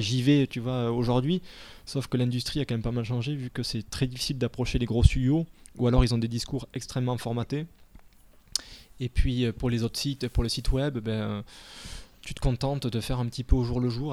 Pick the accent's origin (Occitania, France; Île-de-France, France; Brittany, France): Occitania, France; Castres; now in Paris, France; je suis de de Toulouse, à côté de Toulouse, de Castres